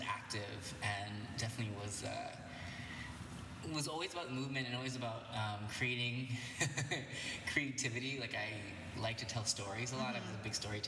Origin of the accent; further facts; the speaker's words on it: Alameda, California, United States; So I grew up in the Bay Area of California. And it was a super cute town that I grew up in called Alameda.